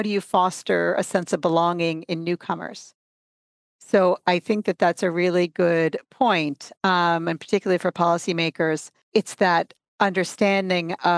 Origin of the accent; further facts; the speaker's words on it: New York City, New York, United States; now in Canada; I myself am an immigrant. I'm originally from the United States, from New York City